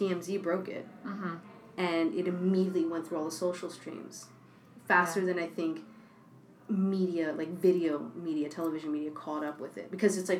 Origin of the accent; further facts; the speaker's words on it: New York, United States; I'm born and bred in New York.